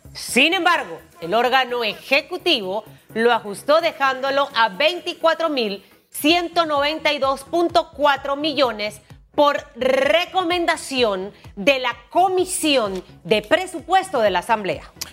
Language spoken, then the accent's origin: Spanish; Panama